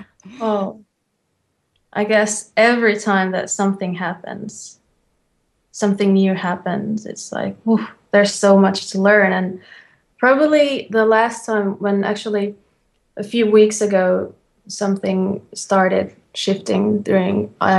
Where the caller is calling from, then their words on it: Finland; I'm calling from Finland.